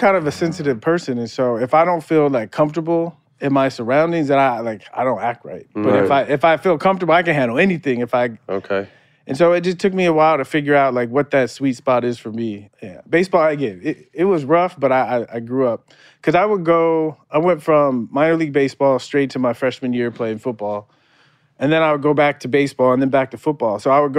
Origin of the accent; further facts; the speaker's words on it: San Diego, California, United States; Growing up in San Diego watching Tony Gwynn, I thought I was going to be like the next Tony Gwynn.